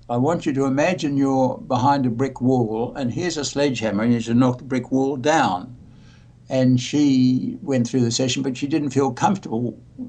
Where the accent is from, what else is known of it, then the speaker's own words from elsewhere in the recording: Australia; I'm Australian